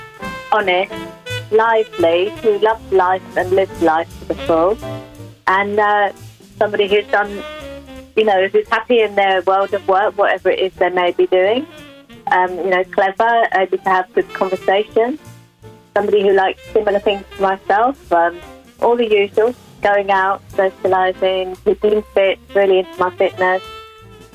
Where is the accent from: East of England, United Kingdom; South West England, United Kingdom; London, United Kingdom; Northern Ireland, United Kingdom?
East of England, United Kingdom; Watford; I'm from Watford in Hertfordshire.